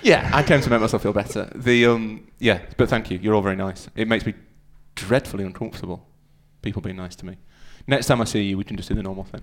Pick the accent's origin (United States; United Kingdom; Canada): United Kingdom; Yorkshire and the Humber; I'm from Yorkshire.